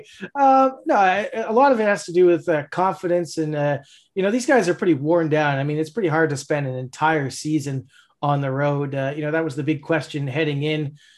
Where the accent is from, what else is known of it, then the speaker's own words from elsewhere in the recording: Toronto, Ontario, Canada; now in Halifax, Canada; grew up in Toronto. I'm from Toronto.